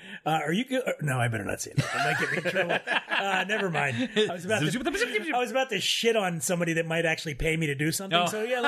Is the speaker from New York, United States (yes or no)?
no; Philadelphia, Pennsylvania, United States; moved away as an adult; also born or lived in Miami Beach; I'm from Philadelphia, and I grew up dirt poor in Philadelphia, and I left there when I was in my early 20s. I went to Miami Beach to live with a girlfriend down there. So I left Philadelphia. I grew up in one of those neighborhoods where no one ever leaves, okay?